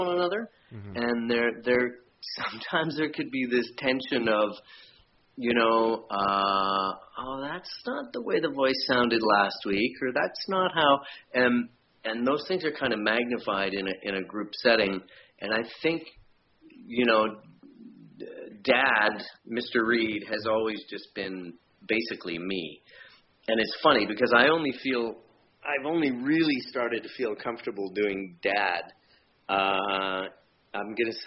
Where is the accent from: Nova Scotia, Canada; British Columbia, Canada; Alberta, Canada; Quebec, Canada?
British Columbia, Canada; Vancouver; We grew up in Vancouver